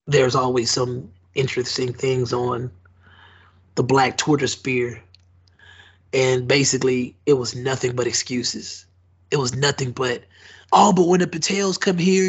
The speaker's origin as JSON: {"language": "English", "country": "Nigeria", "said": "me being a Nigerian"}